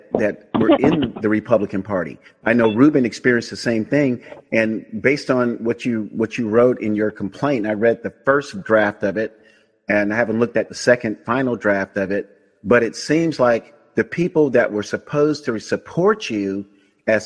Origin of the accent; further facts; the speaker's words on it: Tampa, Florida, United States; moved away as an adult; now in California, United States; I'm a native of Hillsborough County, born and raised in Tampa, Tampa Bay